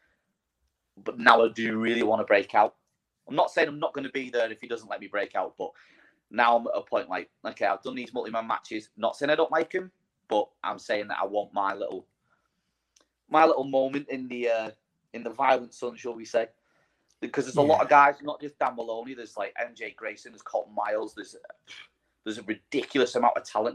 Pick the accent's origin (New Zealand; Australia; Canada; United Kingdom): United Kingdom; Widnes, North West England; my hometown of Widnes